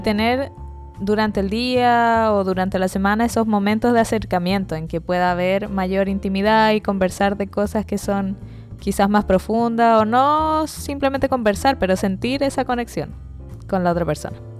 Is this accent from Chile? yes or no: yes; Chile; como buen chileno